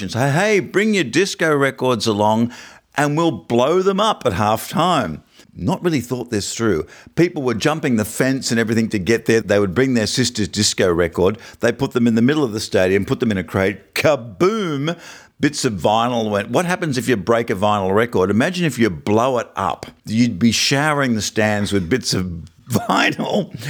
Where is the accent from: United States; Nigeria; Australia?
Australia; We're Australian.